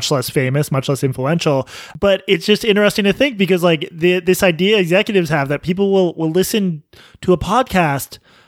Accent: United Kingdom; I'm British.

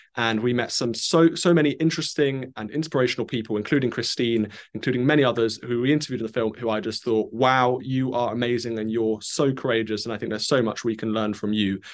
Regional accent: United Kingdom; me as a Brit

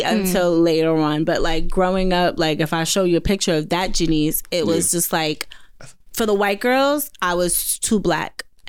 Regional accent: New York City, New York, United States; I grew up on Farmers and Murdoch in Jamaica, Queens.

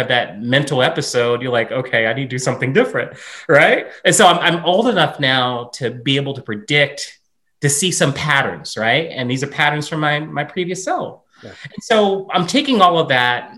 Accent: Southern Virginia, United States; moved away; growing up in Southern Virginia

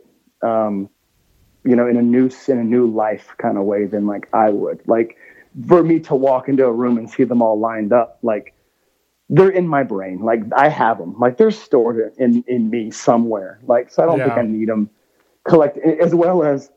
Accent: Georgia, United States; now in Nashville, United States; growing up in Georgia, like especially like around my grandparents' house, there was a ton of pecan trees.

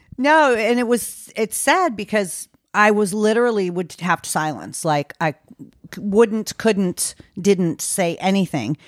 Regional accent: Maine, United States; moved away; I came back to Maine, which is my hometown

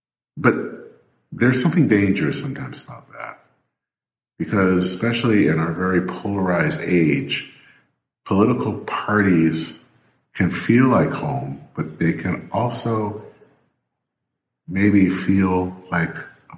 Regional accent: Michigan, United States; now in Minnesota, United States; I've lived here in Minnesota now for over 25 years. I still call Michigan my home state.

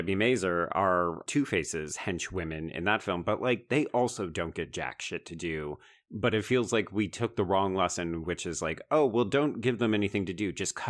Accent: Canada; as a Canadian.

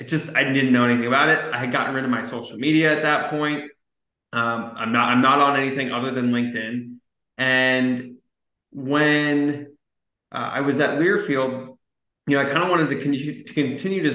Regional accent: Scottsdale, Arizona, United States; also born or lived in Southern California; I grew up in Scottsdale, Arizona

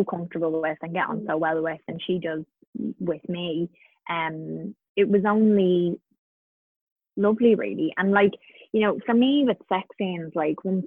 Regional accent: Carlow, Leinster, Ireland; where I grew up in Carlow, we had the River Slaney run right by our house

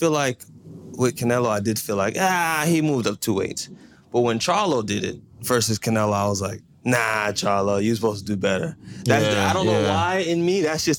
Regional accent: Jamaica; We're Jamaican.

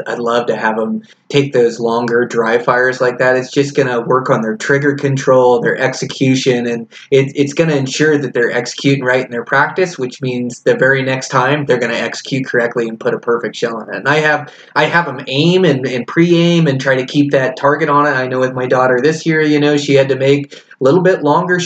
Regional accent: Washington, United States; growing up in Washington

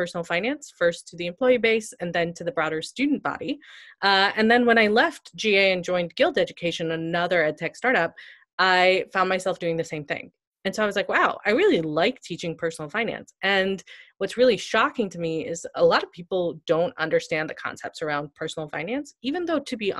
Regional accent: India; So I often joke that I started Zeta because I'm Indian and I'm nerdy about money.

